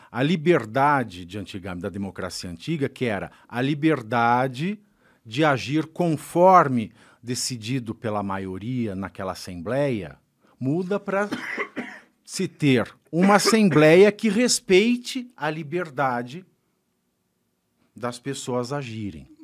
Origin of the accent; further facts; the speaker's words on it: Brazil; sendo brasileiro